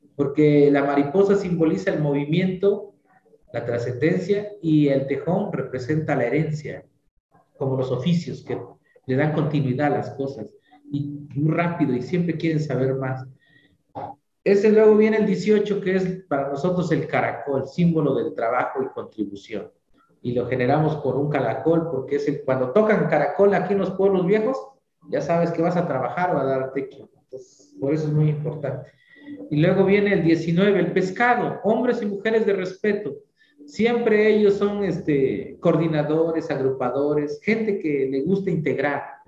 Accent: San Martín Tilcajete, Oaxaca, Mexico; es el nombre de mi pueblo, Tilcajete

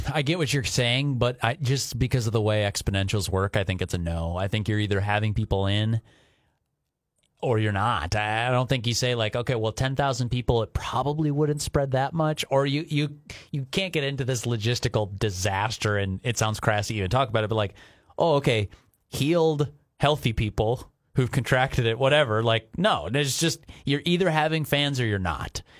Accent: Minnesota, United States; as an American, as a Minnesotan

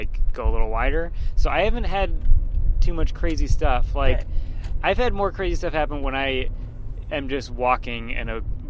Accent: Boston, Massachusetts, United States; I grew up in Boston, but then I moved to a suburb of Boston

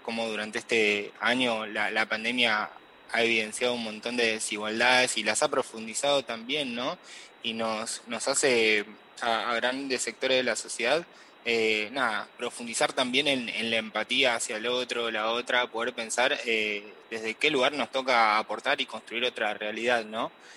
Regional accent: Córdoba, Argentina; yo soy de Córdoba

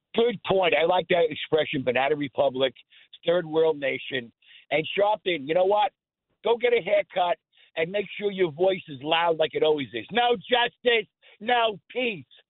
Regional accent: Long Island, New York, United States; moved away as an adult; also born or lived in West Islip; now in South Carolina, United States; I'm from Long Island

